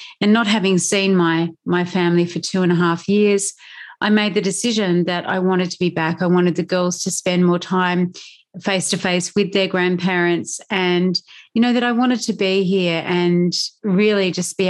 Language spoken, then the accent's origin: English; Australia; accent: Australian; moved away as an adult; also born or lived in United Kingdom; You can hear through my accent, I'm guessing that you can hear that I'm Australian. And so one of the big changes that's happened for me and my family in the last 6 months is that I took the decision very early in 2021 to move back to Australia